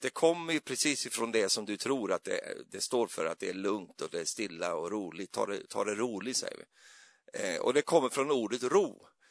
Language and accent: Swedish; Sweden; jag är ju så svensk